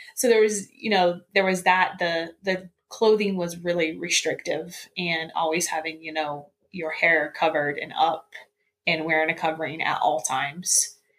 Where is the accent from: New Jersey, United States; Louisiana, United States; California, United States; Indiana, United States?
Indiana, United States; central; I was uh, born and raised in Indiana, kind of in the central part of Indiana